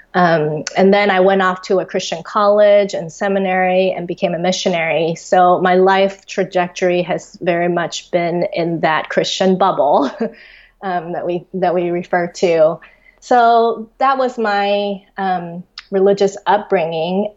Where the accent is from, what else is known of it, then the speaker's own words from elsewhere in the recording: Taiwan; also born or lived in Australia; I was born and raised in Taiwan, but when I was uh, in fourth grade, we actually immigrated to Australia. Um, and then after three years of that, we came back to Taiwan